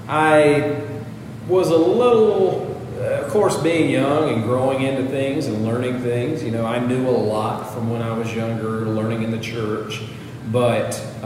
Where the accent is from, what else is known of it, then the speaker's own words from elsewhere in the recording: Chesnee, South Carolina, United States; I'm from Chesney.